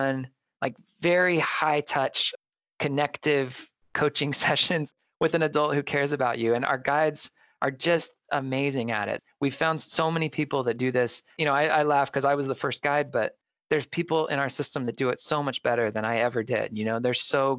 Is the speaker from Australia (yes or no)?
no; Mesa, Arizona, United States; here in my hometown of Mesa